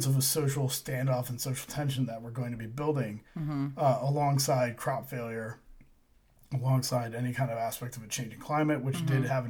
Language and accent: English; St. Louis, Missouri, United States; I grew up in St. Louis